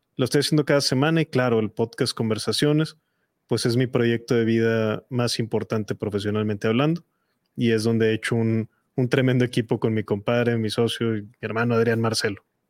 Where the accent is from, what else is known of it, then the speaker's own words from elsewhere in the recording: Mexico; en mi país